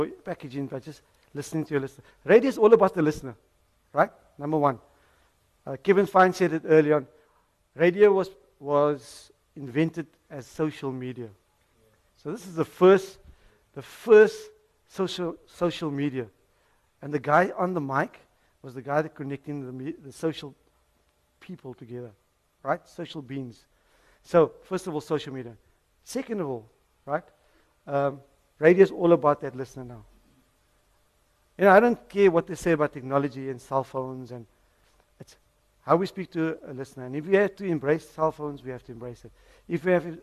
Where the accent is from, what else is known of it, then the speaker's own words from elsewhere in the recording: Cape Town, Western Cape, South Africa; I'm a Cape Townian, born and bred in Mitchell's Plain